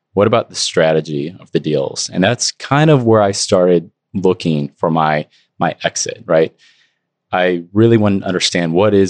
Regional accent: Eastern Missouri, United States; born and raised in Eastern Missouri

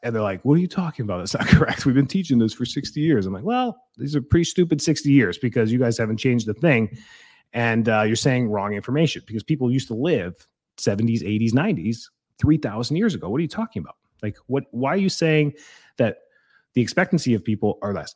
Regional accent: Calgary, Alberta, Canada; I grew up in Calgary.

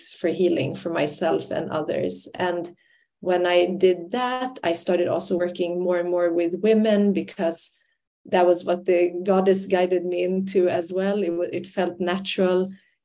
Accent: Sweden; moved away as an adult; also born or lived in Iraqi Kurdistan / Ireland; I grew up in Sweden, but I'm Kurdish by ethnicity and culture and language

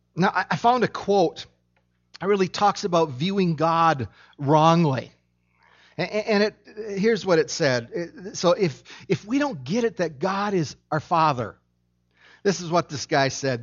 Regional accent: Minnesota, United States; I was born in Minnesota

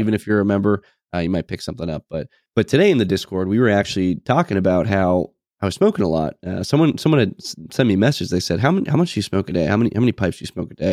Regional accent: New England, United States; moved away as an adult; I'm obviously from New England

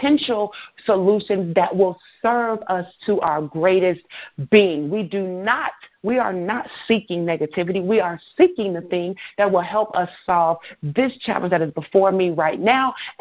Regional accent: Chicago, Illinois, United States; I'm from Chicago

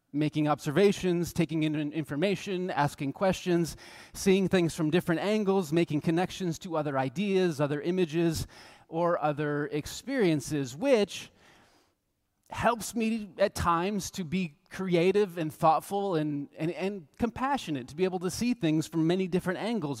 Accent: United States; We're from the United States

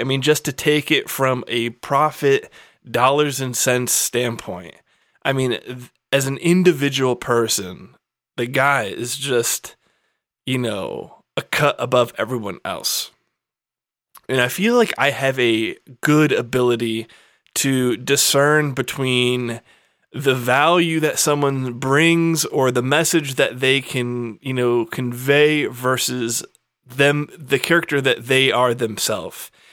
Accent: United States; in this country as an American

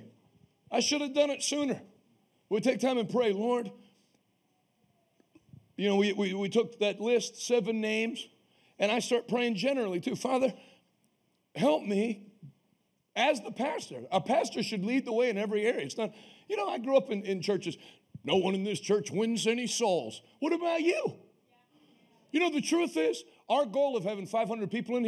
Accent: Northeast, United States; now in Pittsburgh, United States; I'm from the Northeast

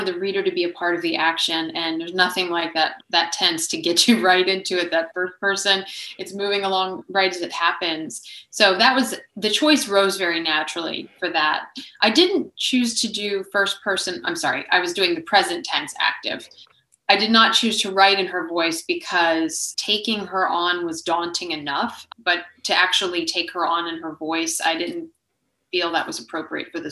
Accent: Maryland, United States; a woman from my home state

